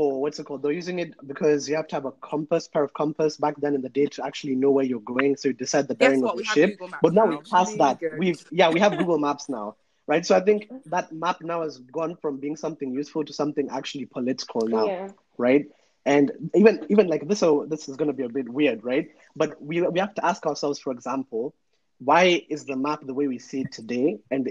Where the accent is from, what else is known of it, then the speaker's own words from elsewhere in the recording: Kenya; now in United Kingdom; when I say I'm from Kenya, right?